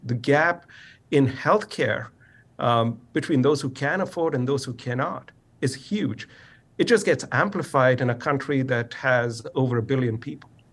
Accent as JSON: {"language": "English", "country": "India", "tie": "born or raised there", "moved": "yes", "said": "I grew up in India"}